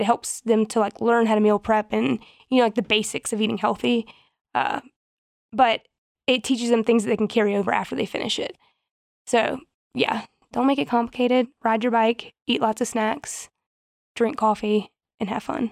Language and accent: English; the South, United States; moved away; we're from the South and people are very, like, hospitable